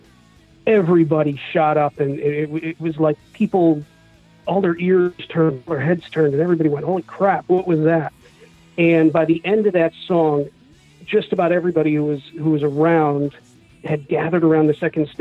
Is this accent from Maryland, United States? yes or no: no; Independence, Missouri, United States; also born or lived in Kansas City area; I am from Independence, Missouri